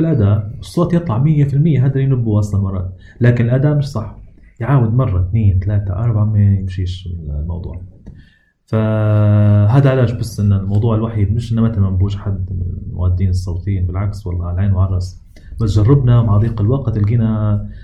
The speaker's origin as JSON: {"language": "Arabic", "country": "Libya", "said": "عندنا في ليبيا"}